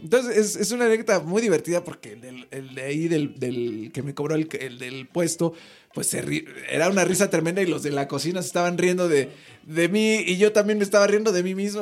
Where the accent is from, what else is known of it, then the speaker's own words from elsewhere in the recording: Mexico; soy mexicano